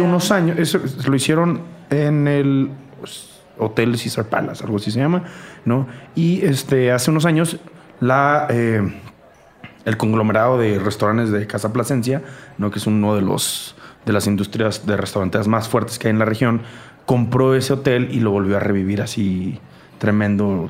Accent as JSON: {"language": "Spanish", "town": "Tijuana", "region": "Baja California", "country": "Mexico", "moved": "as an adult", "lives_now": "Mexico City, Mexico"}